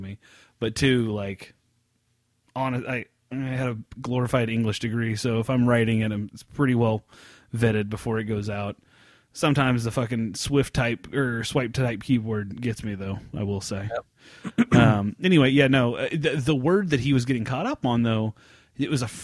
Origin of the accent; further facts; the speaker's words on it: United States; us Americans